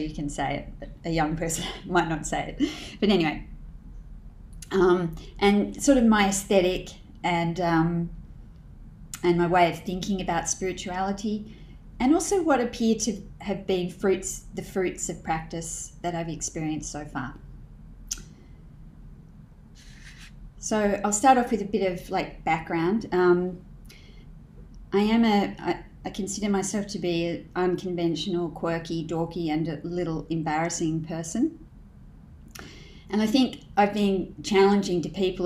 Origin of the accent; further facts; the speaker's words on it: Canberra, Australian Capital Territory, Australia; In my early life, I grew up in Canberra